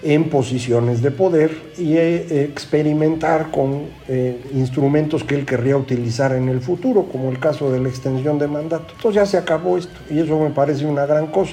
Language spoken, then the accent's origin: Spanish; Mexico